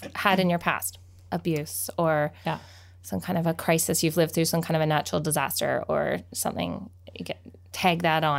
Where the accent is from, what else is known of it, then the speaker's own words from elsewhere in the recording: Abbotsford, British Columbia, Canada; I have held myself as a West Abbey person for so long.